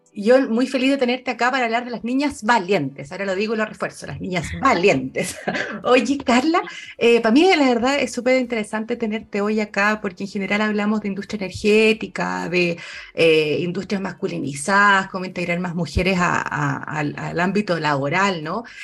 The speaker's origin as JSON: {"language": "Spanish", "country": "Chile", "said": "como sociedad chilena"}